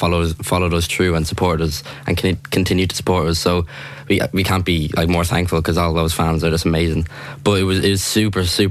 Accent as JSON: {"language": "English", "town": "Blessington", "region": "County Wicklow", "country": "Ireland", "said": "we're from Blessington, Wicklow"}